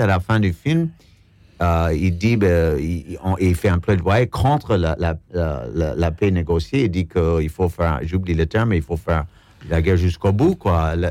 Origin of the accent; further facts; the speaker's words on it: United States; moved away; en tant qu'Américain